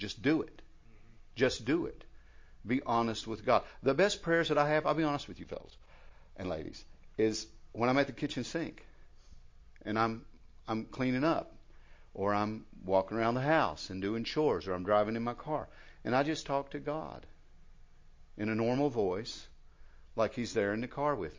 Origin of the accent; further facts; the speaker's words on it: United States; I was raised over in McDowell